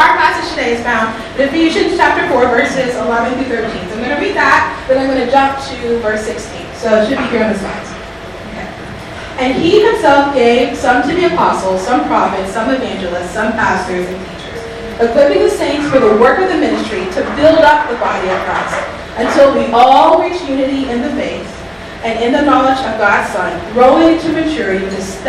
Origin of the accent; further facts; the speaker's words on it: the South, United States; I'm from the South